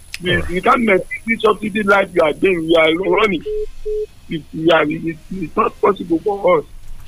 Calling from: New York City, New York, United States; I'm calling from New York City.

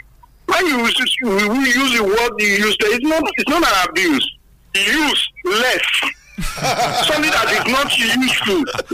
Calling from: Songo, Nigeria; I'm calling from Songo.

